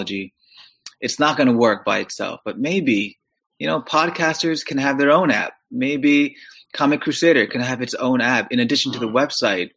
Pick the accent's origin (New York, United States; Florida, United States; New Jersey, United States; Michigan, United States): New York, United States; New York City; moved away as an adult; also born or lived in Kew Gardens, Queens; now in Pittsburgh, United States; I'm from New York City originally too